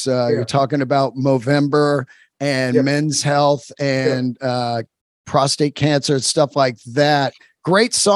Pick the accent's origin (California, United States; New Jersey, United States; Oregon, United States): California, United States; San Francisco; I'm a Bay Area guy. I grew up in the Bay Area, San Francisco